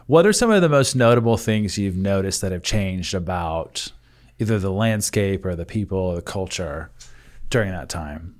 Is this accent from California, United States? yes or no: yes; Northern California, United States; now in Texas, United States; I grew up in Northern California